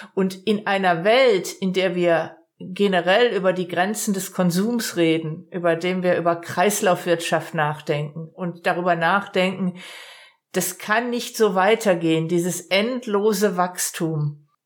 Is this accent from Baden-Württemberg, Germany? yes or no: yes; Baden-Württemberg, Germany; Ich komme aus Baden-Württemberg. Ich, ich wohne im, im nördlichen Umfeld vom Großraum